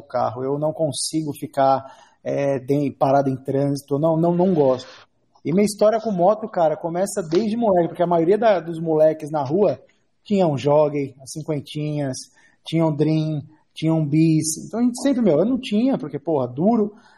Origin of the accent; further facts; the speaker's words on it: São Paulo, Brazil; eu sou nascido e criado na Zona Leste de São Paulo